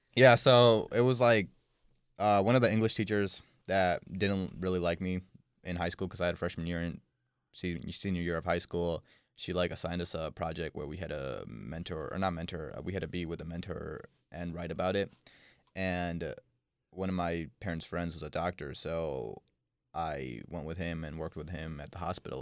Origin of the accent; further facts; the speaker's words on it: Dehradun, Uttarakhand, India; I was born in India